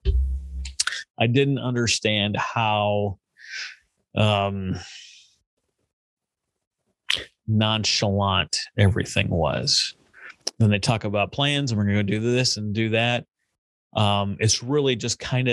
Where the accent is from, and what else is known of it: United States; born or raised there